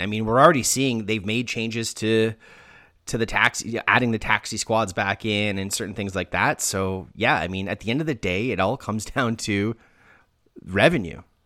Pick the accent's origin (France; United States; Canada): Canada; being Canadian